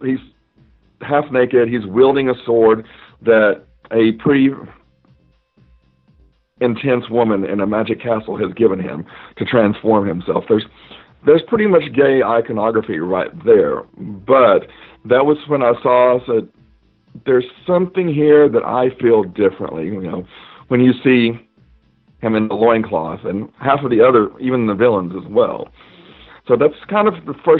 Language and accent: English; Knoxville, Tennessee, United States; I'm originally from Knoxville, Tennessee. I grew up more in the country or the rural side of the town.